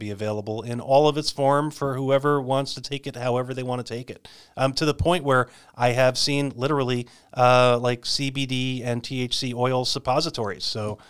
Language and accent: English; Arizona, United States; Well, using my home state of Arizona as the example